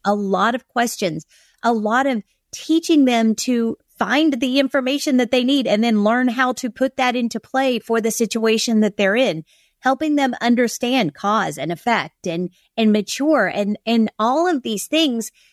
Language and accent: English; Kentucky, United States; I'm from Kentucky